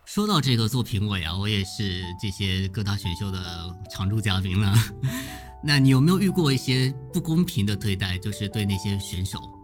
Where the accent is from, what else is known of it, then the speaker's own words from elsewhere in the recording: Zhangzhou, Fujian, China; 现在可以加一个福建漳州的靓仔